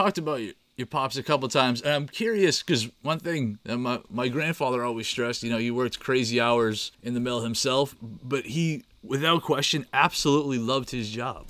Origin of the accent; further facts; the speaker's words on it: Manchester, New Hampshire, United States; those of us growing up in Manchester